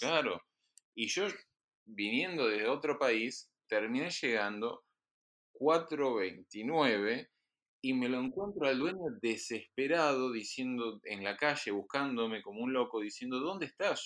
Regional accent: Argentina; moved away; quienes venimos de Argentina

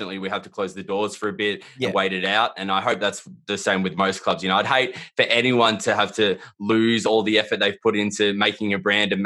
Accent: Melbourne, Victoria, Australia; I'm from Melbourne

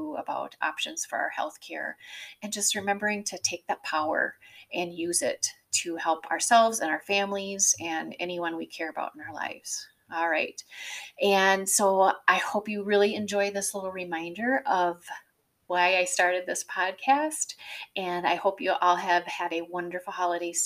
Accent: Wisconsin, United States; also born or lived in Ohio; So I grew up in the Midwest. I am a Wisconsin girl. I was born in Ohio, but we quickly moved to Wisconsin.

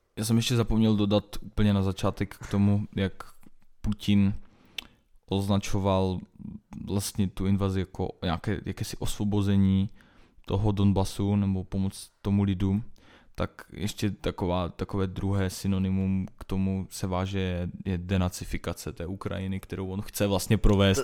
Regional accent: Czechia; naše, naše republika

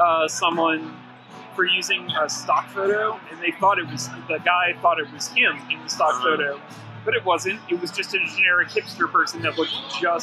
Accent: New Orleans, Louisiana, United States; moved away; I'm from New Orleans

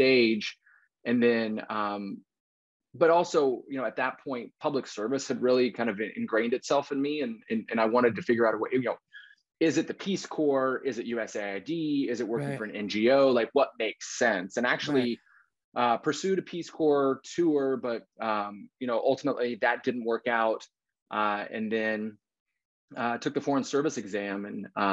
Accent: Western Kansas, United States; moved away as an adult; now in Washington, DC, United States; growing up in Western Kansas

